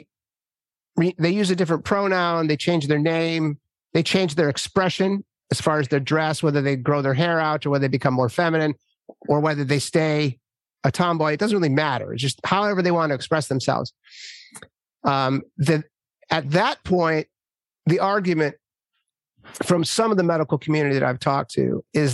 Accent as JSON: {"language": "English", "region": "Minnesota", "country": "United States", "tie": "born or raised there", "said": "I grew up in Minnesota"}